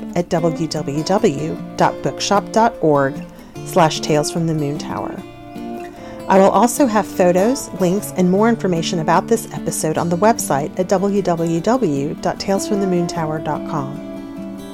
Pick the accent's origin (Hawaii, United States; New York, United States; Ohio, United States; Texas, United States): Texas, United States; as a Texan